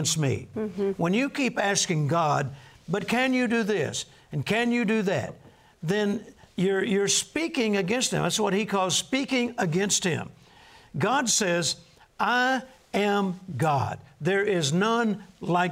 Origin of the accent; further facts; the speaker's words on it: Texas, United States; I'm from Texas